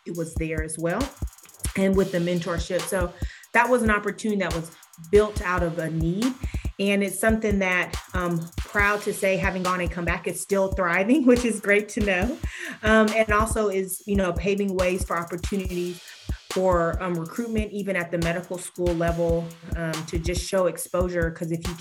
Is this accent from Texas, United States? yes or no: yes; Houston, Texas, United States; moved away; growing up in Houston for a bit